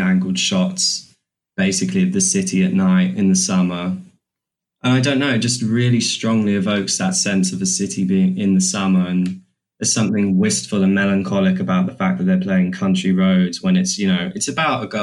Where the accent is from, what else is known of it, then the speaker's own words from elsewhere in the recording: London, United Kingdom; we grew up in South London